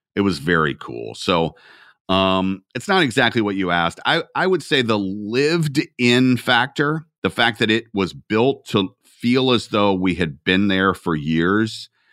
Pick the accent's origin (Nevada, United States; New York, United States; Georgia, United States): Georgia, United States; Atlanta; I'm from Atlanta.